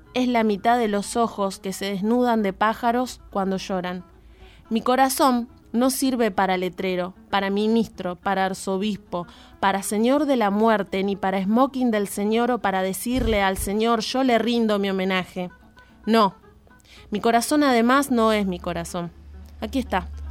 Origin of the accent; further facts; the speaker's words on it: Jáuregui, Buenos Aires Province, Argentina; Yo, siendo de Luján, yo soy de Jauregui específicamente